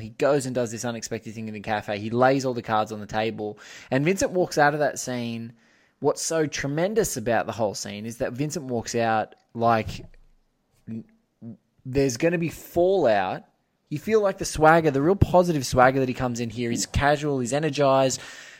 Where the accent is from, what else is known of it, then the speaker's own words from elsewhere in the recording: Australia; You know, it may be because I'm an Aussie